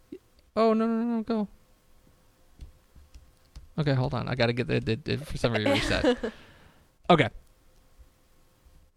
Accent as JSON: {"language": "English", "town": "Dallas", "region": "Texas", "country": "United States", "tie": "born or raised there", "also_born_or_lived": "DeSoto, Texas", "said": "Born in Dallas. We lived in DeSoto. But I was born at Baylor Hospital in Dallas"}